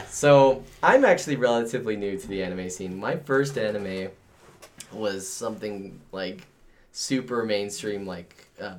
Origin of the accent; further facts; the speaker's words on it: Oregon, United States; I'm from Oregon. That's where I'm originally from.